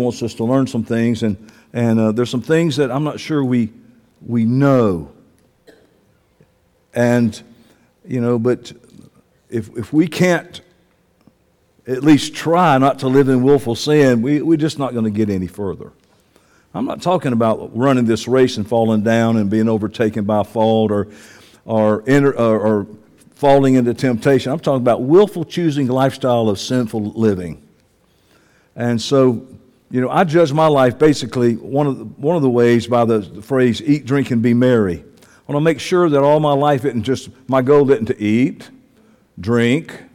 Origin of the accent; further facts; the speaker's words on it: Georgia, United States; I was born in Georgia